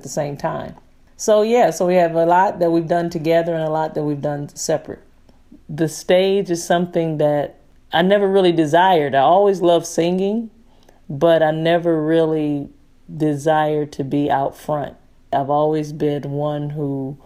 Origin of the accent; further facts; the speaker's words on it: Detroit, Michigan, United States; now in Nashville, United States; I'm originally from Detroit, Michigan. I have been in Nashville for several years now